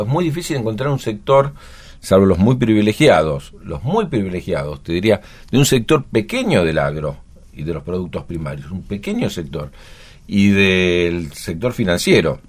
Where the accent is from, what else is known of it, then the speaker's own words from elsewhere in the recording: Buenos Aires, Argentina; nuestra problemática particular como porteño